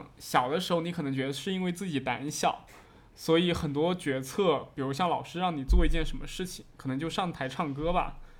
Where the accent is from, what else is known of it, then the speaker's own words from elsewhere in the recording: Fujian, China; 它就是讲当时我们就是我们福建这边人去偷渡去日本那边打工的那种经历。